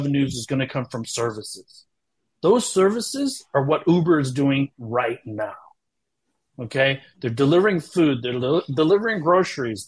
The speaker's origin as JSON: {"language": "English", "country": "United States", "also_born_or_lived": "China", "moved": "as an adult", "said": "being American and having lived in China for so long"}